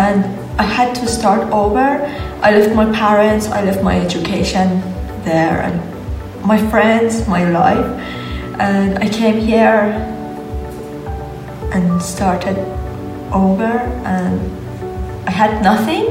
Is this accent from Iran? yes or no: yes; Iran; moved away as an adult; also born or lived in Germany; I come from Iran